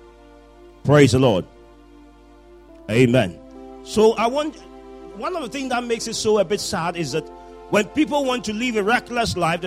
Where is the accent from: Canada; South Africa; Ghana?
Ghana; I was born in Ghana